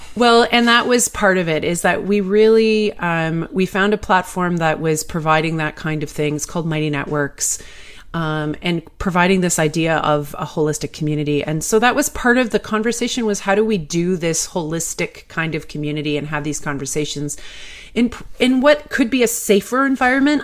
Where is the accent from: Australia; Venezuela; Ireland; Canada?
Canada; I'm Canadian